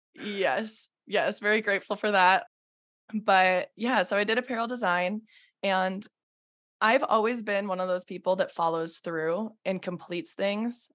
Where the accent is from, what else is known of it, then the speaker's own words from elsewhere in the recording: South Dakota, United States; also born or lived in Minnesota; I'm from South Dakota.